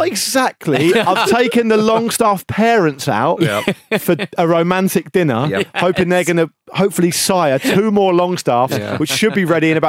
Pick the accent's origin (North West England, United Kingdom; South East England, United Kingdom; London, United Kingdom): South East England, United Kingdom; Gosport; born or raised there